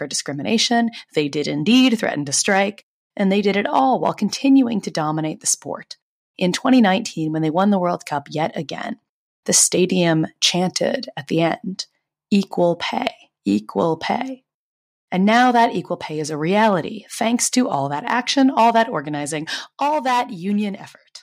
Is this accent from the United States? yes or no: yes; Boston, Massachusetts, United States; I'm from Boston